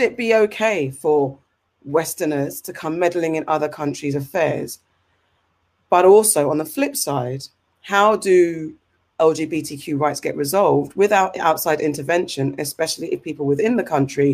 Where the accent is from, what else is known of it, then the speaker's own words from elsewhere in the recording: England, United Kingdom; accent: English; me and my English accent